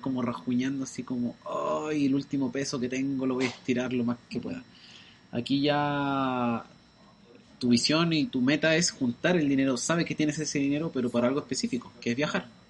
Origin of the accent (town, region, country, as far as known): Chile; moved away as an adult; now in Auckland, New Zealand